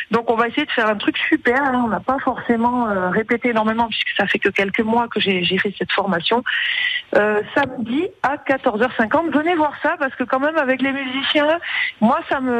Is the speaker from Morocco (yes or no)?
yes; Morocco; born there; moi, je suis née au Maroc